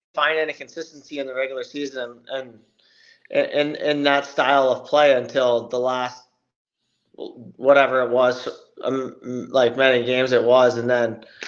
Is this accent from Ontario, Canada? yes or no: yes; Belleville, Ontario, Canada; I'm from Belleville here, which is two hours from Toronto